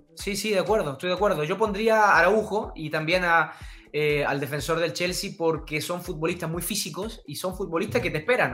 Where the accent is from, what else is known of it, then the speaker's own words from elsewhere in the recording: Chile; also born or lived in Uruguay; soy chileno-uruguayo, uruguayo por padre, chileno por madre